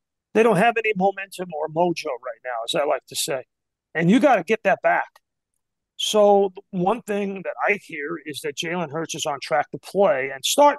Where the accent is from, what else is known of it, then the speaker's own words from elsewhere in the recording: New York, United States; I grew up in New York.